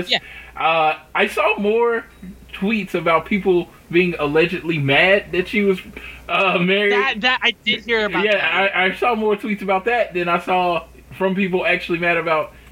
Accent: Oklahoma, United States; born or raised there

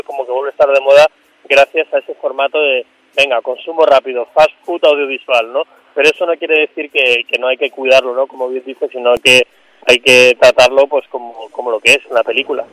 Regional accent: Mallorca, Balearic Islands, Spain; yo crecí en Mallorca, soy de Mallorca, crecí en Mallorca

